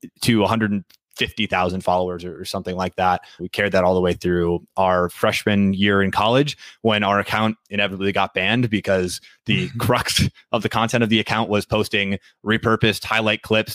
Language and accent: English; Green Bay, Wisconsin, United States; moved away as an adult; now in Minneapolis, United States; I'm from Green Bay originally. So it's sort of hard to be from Green Bay and not be a Packers fan. That's almost sacrilegious, but where I grew up. Yeah. Was in Green Bay, Wisconsin